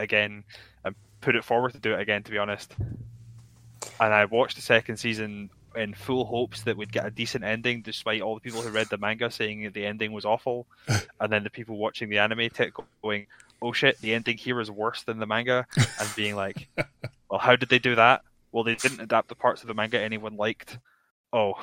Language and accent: English; Scotland, United Kingdom; a Scot